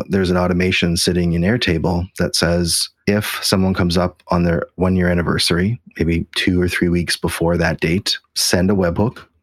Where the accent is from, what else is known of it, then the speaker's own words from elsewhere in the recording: Canada; As you know, Jason, I'm extremely Canadian.